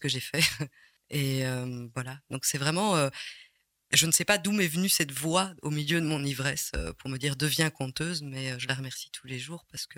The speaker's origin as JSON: {"language": "French", "town": "Ottignies", "region": "Wallonia", "country": "Belgium", "tie": "born or raised there", "also_born_or_lived": "Rixensart", "lives_now": "Rochefort, Belgium", "said": "Je suis né à Otigny"}